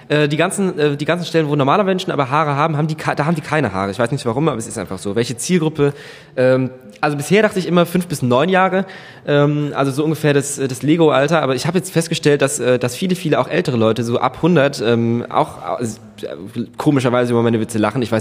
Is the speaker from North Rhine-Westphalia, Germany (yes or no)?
no; Ketsch, Baden-Württemberg, Germany; ich bin aus Deutschland, auch in Deutschland geboren, äh, mit aber Verwandtschaft Ausland. Äh, und aus Ketsch bei Mannheim zwischen, ähm, also zwischen Mannheim und Heidelberg.